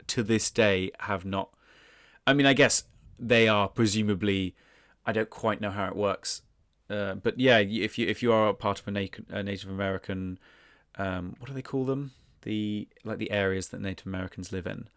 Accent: United Kingdom; being British, our ancestors were probably involved in heinous things as well

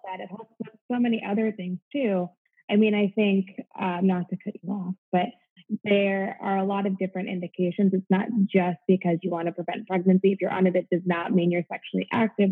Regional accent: Midwest, United States; moved away as an adult; now in Florida, United States; I'm originally from the Midwest. I'm a Midwest girl at heart, so I'm used to cold winters

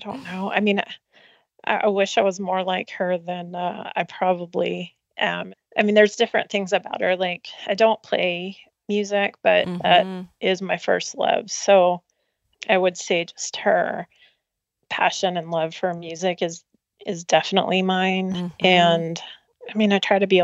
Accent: Denver, Colorado, United States; I grew up in Denver area.

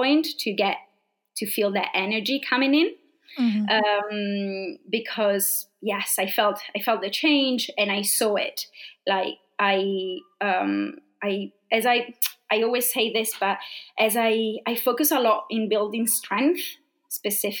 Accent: Italy; accent: Italian speaking English accent; English is a second language; moved away as an adult; now in London, United Kingdom; I'm coming from a very small place in Italy, a very, very, very small village. Where actually I used to live is so small

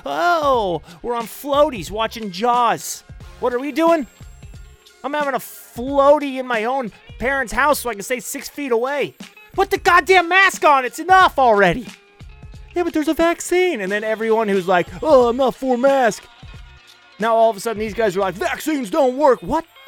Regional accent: United States; I am an American

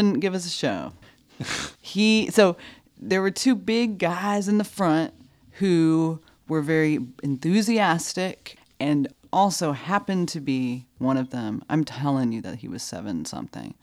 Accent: North Carolina, United States; I was from North Carolina

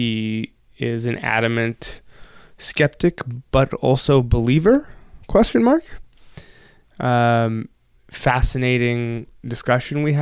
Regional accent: Toronto, Ontario, Canada; also born or lived in Ottawa / Japan; Grew up in Toronto.

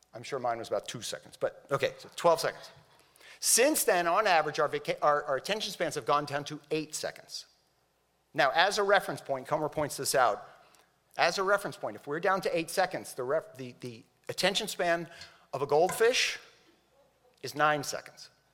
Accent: Miami, Florida, United States; I grew up in Miami

